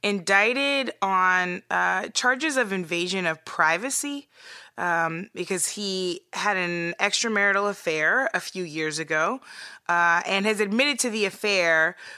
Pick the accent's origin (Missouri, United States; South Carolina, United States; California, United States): Missouri, United States; hopefully, probably soon to be former governor of my home state of Missouri